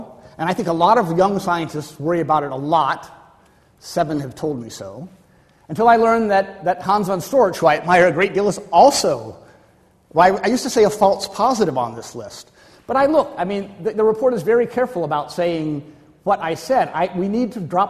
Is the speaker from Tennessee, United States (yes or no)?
no; Florida, United States; I'm from Florida.